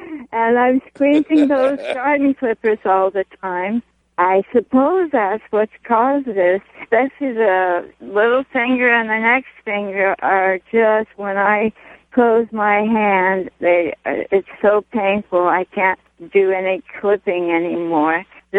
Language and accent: English; Los Angeles, California, United States; In L.A.